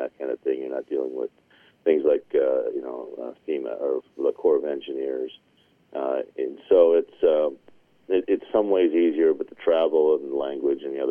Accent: near Minot, North Dakota, United States; that's my home state. I grew up not far from Minot.

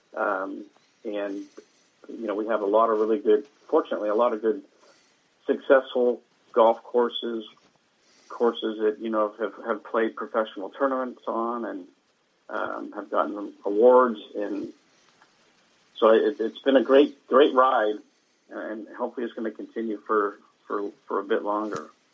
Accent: Bay Area, California, United States; growing up in the Bay Area

